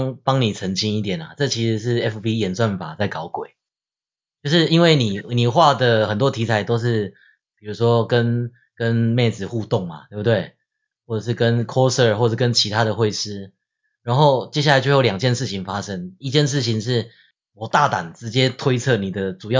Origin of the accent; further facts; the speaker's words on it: Taiwan; 因为我我自己是在眷村长大，我家人那边有公务员家庭，所以我家那边是一片深蓝。